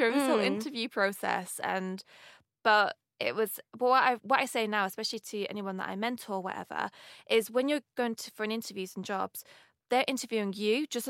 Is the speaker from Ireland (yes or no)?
no; Manchester, North West England, United Kingdom; accent: northern; And my accent, I've got it's kind of mellowed out a little bit, but I'm from up north, Manchester.